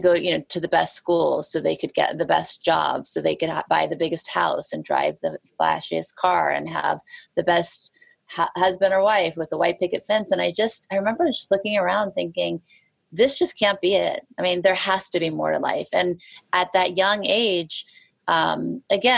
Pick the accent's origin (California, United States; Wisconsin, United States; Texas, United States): California, United States; Beverly Hills; moved away as an adult; also born or lived in Thibodaux, Louisiana / New Orleans, Louisiana; now in New York, United States; growing up in Beverly Hills, going to Beverly Hills High School